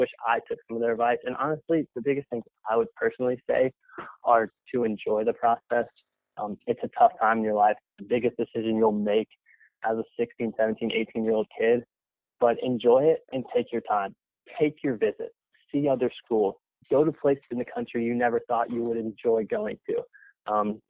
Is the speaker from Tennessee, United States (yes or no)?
yes; Nashville, Tennessee, United States; moved away as an adult; also born or lived in Gainesville; growing up in Nashville